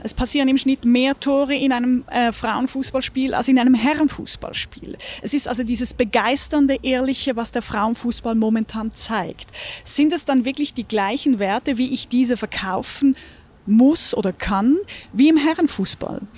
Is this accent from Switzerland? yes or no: yes; Küsnacht, Zurich, Switzerland; moved away as an adult; now in Munich, Germany; Ich bin am Zürichsee groß geworden.